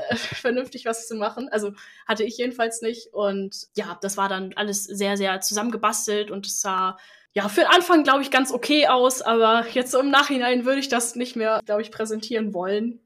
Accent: Northern Germany, Germany; also born or lived in Flensburg; Ich komme aus dem Norden von Deutschland

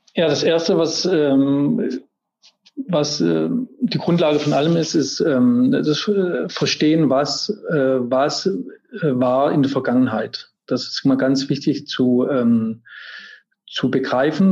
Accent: Germany; also born or lived in Paris, France; now in Munich, Germany; dass ich jetzt aus Deutschland kam oder dass ich jetzt ein deutscher Koch bin

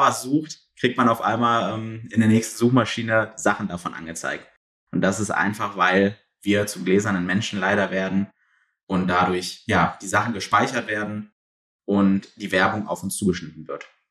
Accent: Mönchengladbach, North Rhine-Westphalia, Germany; Komme selber aus Mönchengladbach, also aus dem tiefen Westen

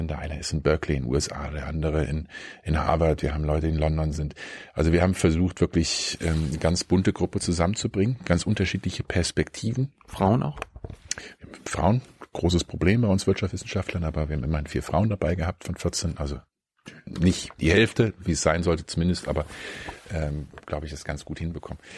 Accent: Berlin, Germany; wie das jetzt ist, als Berliner nach, keine Ahnung, nach Köln oder nach München zu fahren.

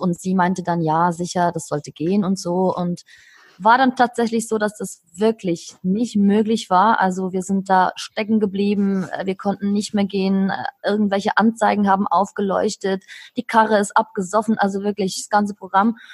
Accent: Switzerland; moved away; bin aus der Schweiz

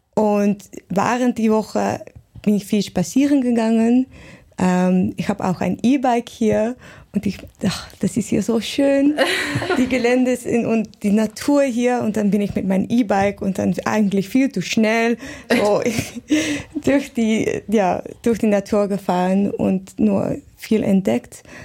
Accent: Netherlands; German is a second language; in Holland

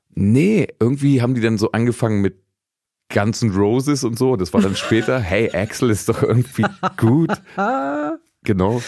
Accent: Braunschweig region, Lower Saxony, Germany; ich bin ja aus der Region Braunschweig

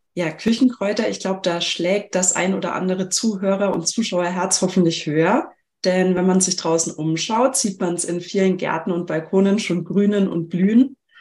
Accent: Germany; bei uns in Deutschland

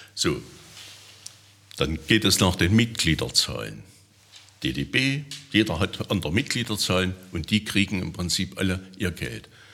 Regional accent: Erfurt, Thuringia, Germany; moved away as an adult; also born or lived in Saxony-Anhalt / Milzau; now in Teuchern, Germany; bin ich dann von Thüringen dann hierher gezogen vom Gedanken her bin ich immer, eine, immer, immer Thüringer. Es wird auch so bleiben. Ich werde immer eine Erfurter Puffbohne bleiben

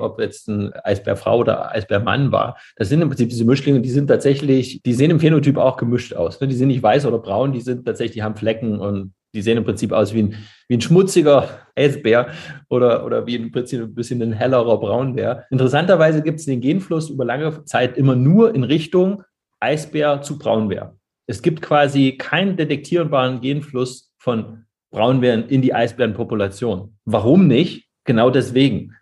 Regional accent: Germany; Als Deutscher

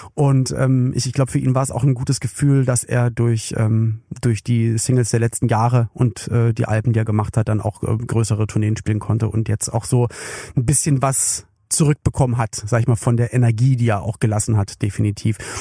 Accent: Berlin, Germany; ich komme ja aus West-Berlin

